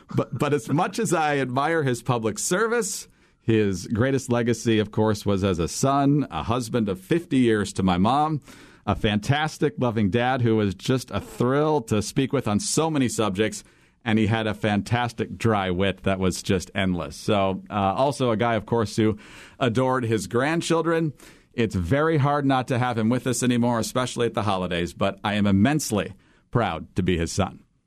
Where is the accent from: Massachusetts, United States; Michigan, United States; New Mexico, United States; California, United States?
Michigan, United States; growing up in Michigan